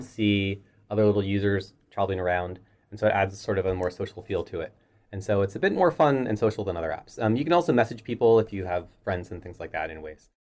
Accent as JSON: {"language": "English", "town": "Halifax", "region": "Nova Scotia", "country": "Canada", "tie": "born or raised there", "also_born_or_lived": "Toronto", "moved": "as an adult", "said": "I moved to then Toronto from Halifax, where I grew up"}